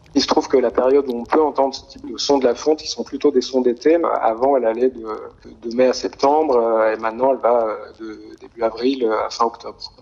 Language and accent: French; near Grenoble, Auvergne-Rhône-Alpes, France; moved away; j'ai grandi euh, près de Grenoble